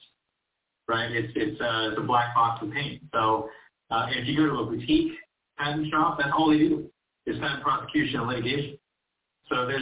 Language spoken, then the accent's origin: English; Huntington Beach, California, United States; I come from Orange County. Huntington Beach specifically